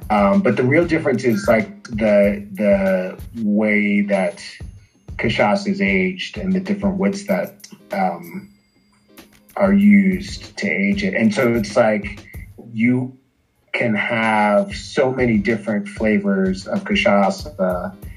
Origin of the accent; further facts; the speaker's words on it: Washington, District of Columbia, United States; moved away as an adult; now in Brasilia, Brazil; I am from Washington D.C., the capital